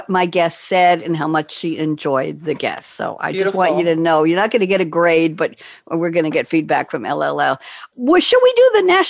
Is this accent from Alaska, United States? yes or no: no; Long Island, New York, United States; I'm a Long Island girl